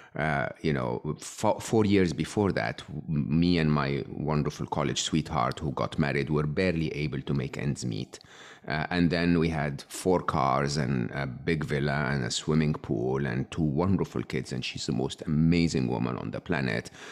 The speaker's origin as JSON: {"language": "English", "country": "Egypt", "tie": "born or raised there", "said": "I was born and raised in Egypt"}